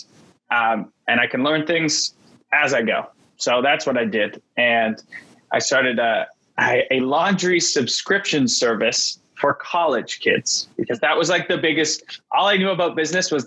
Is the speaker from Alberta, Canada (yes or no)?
no; Vancouver, British Columbia, Canada; tech was booming in Vancouver, where I'm from. I'm Canadian.